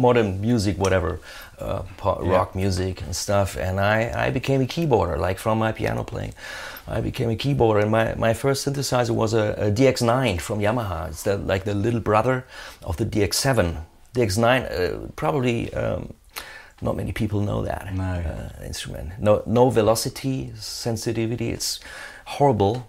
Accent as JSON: {"language": "English", "area": "Ruhr area", "region": "North Rhine-Westphalia", "country": "Germany", "tie": "born or raised there", "second_language": "English", "said": "I grew up in the Ruhr area in Germany"}